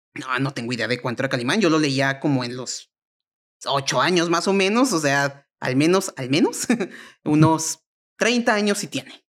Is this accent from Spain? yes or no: no; Mexico; yo como mexicano